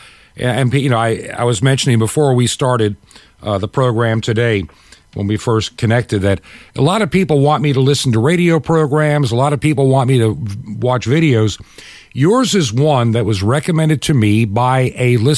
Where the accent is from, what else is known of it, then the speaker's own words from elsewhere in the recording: upstate New York, United States; also born or lived in Long Island, New York; I used to live growing up in Long Island as a little kid, but I spent my more formative years in upstate New York